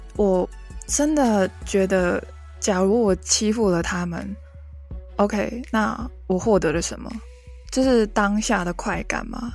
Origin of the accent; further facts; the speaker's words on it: Hong Kong; first language Cantonese; Chinese is a second language; 来自香港的